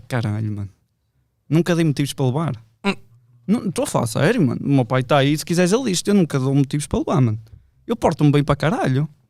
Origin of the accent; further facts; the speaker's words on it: Vila Nova de Gaia, Portugal; eu sou de Vila Deste